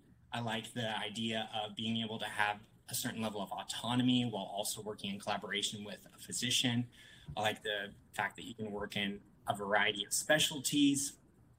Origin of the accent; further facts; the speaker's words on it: Florida, United States; now in Birmingham, United States; I grew up in Florida. Really, I moved around a lot, but most of my childhood in Florida. I'm currently in Birmingham, Alabama.